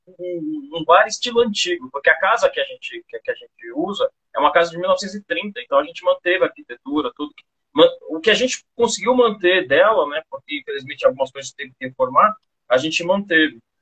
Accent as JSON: {"language": "Portuguese", "region": "São Paulo", "country": "Brazil", "moved": "as an adult", "lives_now": "Campo Grande, Brazil", "said": "Eu sou de São Paulo. Eu mudei para Campo Grande, que queria fugir um pouco da loucura de São Paulo, eu e minha esposa"}